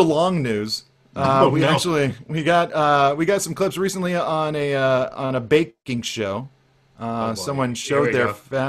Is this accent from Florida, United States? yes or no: no; San Diego, California, United States; It represents all aspects of my strange existence, including growing up in San Diego suburbia as a disaffected teenage skateboarder.